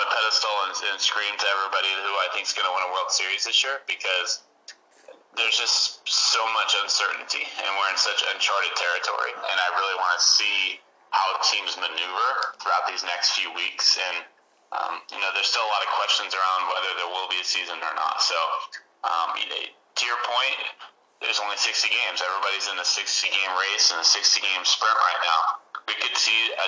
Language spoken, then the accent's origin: English; Northern California, United States; I grew up in Northern California